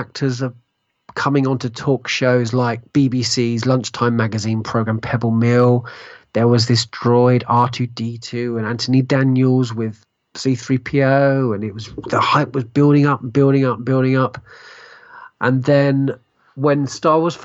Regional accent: United Kingdom; I was born in Essex, East London.

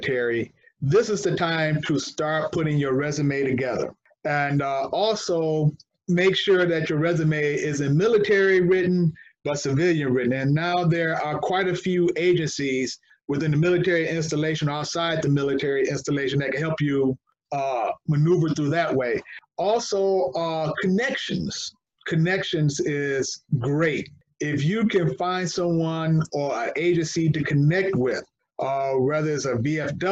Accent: Detroit, Michigan, United States; moved away as an adult; Born and raised in Detroit.

